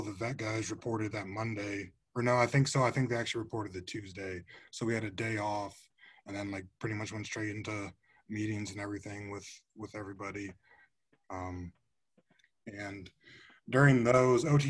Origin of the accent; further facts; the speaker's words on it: Fort Wayne, Indiana, United States; I'm from Fort Wayne, Indiana. So I went to Snyder.